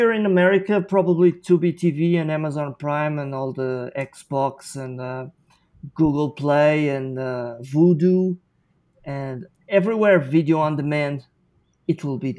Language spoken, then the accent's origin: English; Wellington, New Zealand; I've been in Australia for a few months, but I'm actually from New Zealand. That's where we live, in Wellington.